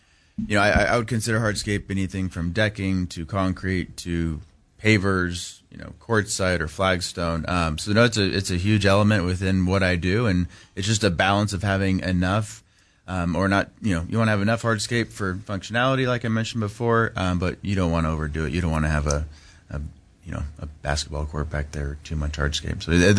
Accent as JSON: {"language": "English", "town": "Palm Desert", "region": "California", "country": "United States", "tie": "born or raised there", "also_born_or_lived": "Laguna Beach / Cabo San Lucas", "said": "Yeah, I was born in Laguna Beach. Born in Laguna, we bounced around. We actually lived in Cabo San Lucas for 2 years, like 94 to 96. Yeah. And then landed in, and my dad got transferred, and we landed in the Coachella Valley, Palm Springs area."}